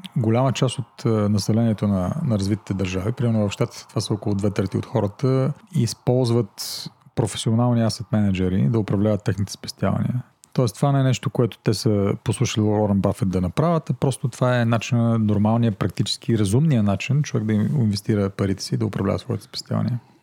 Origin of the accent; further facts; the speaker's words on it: Plovdiv, Plovdiv Province, Bulgaria; also born or lived in United States; аз съм пловдивчанин. 90-та година завърших английската в Пловдив.